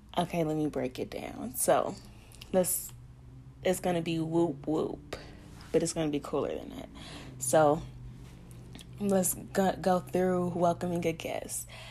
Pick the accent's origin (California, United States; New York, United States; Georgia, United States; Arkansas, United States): Arkansas, United States; Pine Bluff; also born or lived in Milwaukee, Wisconsin; I was born in Milwaukee, Wisconsin, but raised in the great Pine Bluff, Arkansas